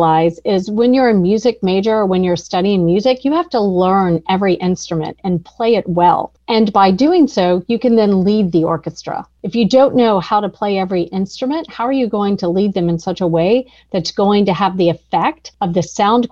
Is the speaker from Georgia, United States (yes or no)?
yes; Atlanta, Georgia, United States; born or raised there